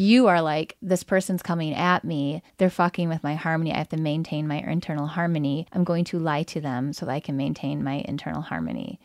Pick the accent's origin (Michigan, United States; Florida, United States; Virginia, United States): Michigan, United States; Lansing; when I grew up in the Lansing